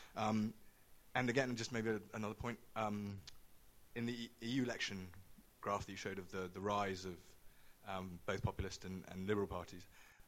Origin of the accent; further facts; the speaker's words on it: United Kingdom; being a British citizen